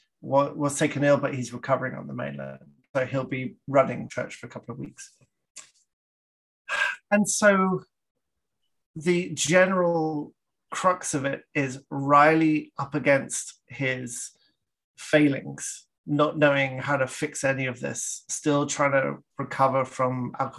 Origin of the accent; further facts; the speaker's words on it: Canada; I'm Canadian